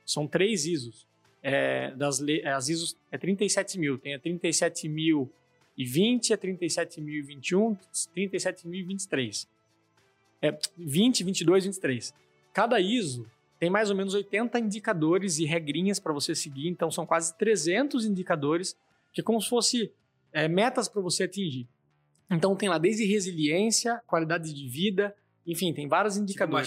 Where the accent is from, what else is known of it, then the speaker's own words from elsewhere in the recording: Sorocaba, São Paulo, Brazil; accent: caipira; also born or lived in Araçoiaba da Serra; sou aqui de Sorocaba, mas tenho esse jeitão a ver pelo meu sotaque bem caipira, né? sou um cara do interior, falo porta torta, leite quente